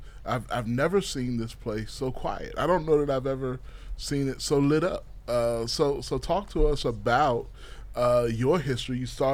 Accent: Virginia Beach, Virginia, United States; moved away; I'm from Virginia Beach originally.

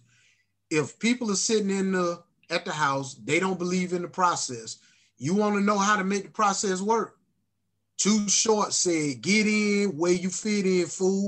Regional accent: Alabama, United States; moved away; Here I am coming from Alabama

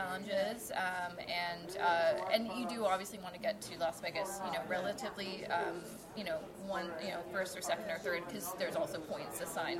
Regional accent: Vancouver, British Columbia, Canada; also born or lived in Toronto; I'm originally from Vancouver

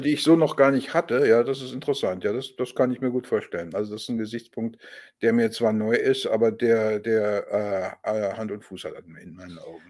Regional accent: Germany; als Deutscher

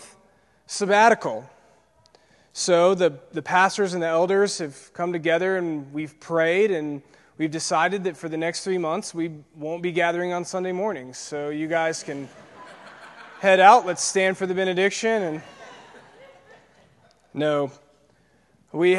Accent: Peachtree City, Georgia, United States; I grew up in Peachtree City, Georgia. It's just south of Atlanta, in the burbs

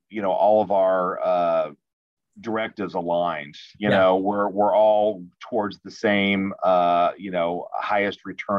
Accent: Kansas City, Missouri, United States; born and raised here, just like I said, born and raised here in Kansas City

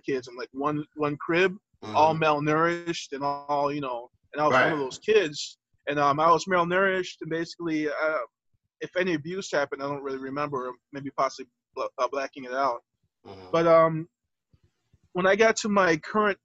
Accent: Detroit, Michigan, United States; I was born in Henry Ford Hospital, 1983

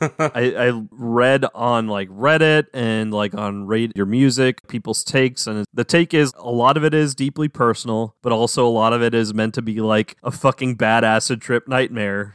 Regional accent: New Orleans, Louisiana, United States; Aaron and I grew up around the New Orleans area. I'm from New Orleans

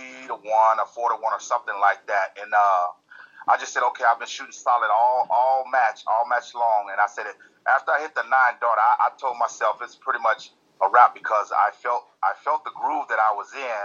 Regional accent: Texas, United States; also born or lived in California; I was born and grew up a little bit in California. But then my mom, we moved back to Texas. And I grew up there in Texas. So, yeah, basically majority of Texas

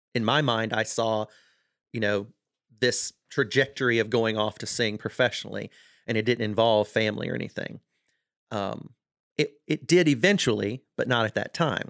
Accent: South Mississippi, United States; I grew up in South Mississippi

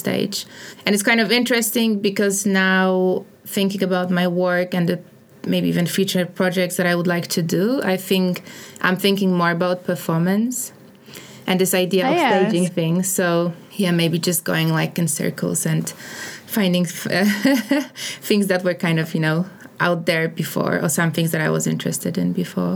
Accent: Poznań, Greater Poland, Poland; moved away as an adult; also born or lived in Senegal; now in London, United Kingdom; Poznań. I'm from Poznań

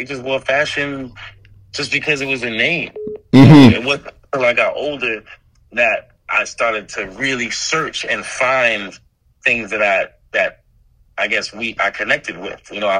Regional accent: New York City, New York, United States; also born or lived in Washington, D.C.; I mean, I'm as Brooklyn as it comes. I was born in Brookdale Hospital, so I'm from Brownsville. I grew up there, went to school in D.C., went to Howard, came back to New York, lived all over Brooklyn while I was trying to figure things out early in my career.

